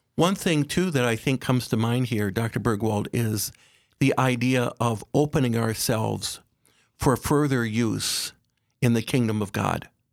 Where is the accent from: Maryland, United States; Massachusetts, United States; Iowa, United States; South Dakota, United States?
South Dakota, United States; Aberdeen; I was raised in Aberdeen, uh, by my parents